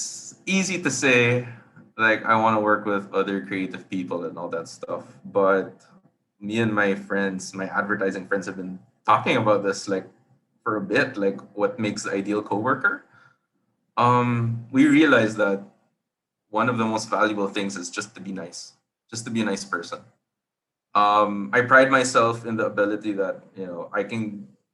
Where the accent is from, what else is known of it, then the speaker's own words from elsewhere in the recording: Philippines; I'm from the Philippines